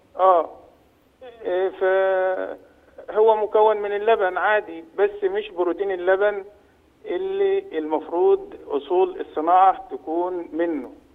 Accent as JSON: {"language": "Arabic", "country": "Egypt", "said": "عندنا في مصر هنا"}